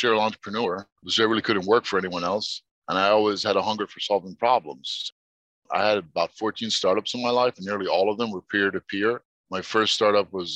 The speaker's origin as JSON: {"language": "English", "region": "New York", "country": "United States", "tie": "born or raised there", "also_born_or_lived": "Egypt", "said": "So I grew up in New York"}